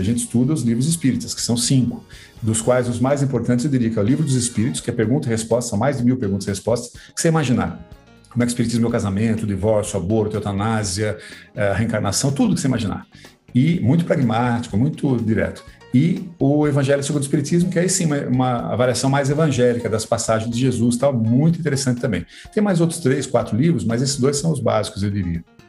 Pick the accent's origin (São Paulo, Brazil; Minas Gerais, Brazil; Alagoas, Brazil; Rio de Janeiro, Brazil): São Paulo, Brazil; Sorocaba; also born or lived in United States; sorocabês, de onde eu sou.